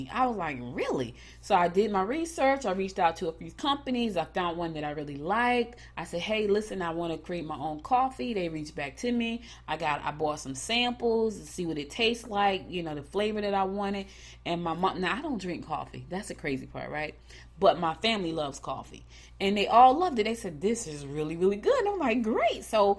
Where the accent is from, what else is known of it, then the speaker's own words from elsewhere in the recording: New Jersey, United States; now in Rocky Mount, United States; Like, we came from New Jersey, went straight to the country.